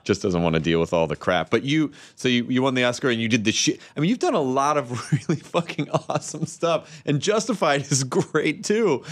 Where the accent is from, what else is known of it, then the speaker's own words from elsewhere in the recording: Tennessee, United States; I'm from Tennessee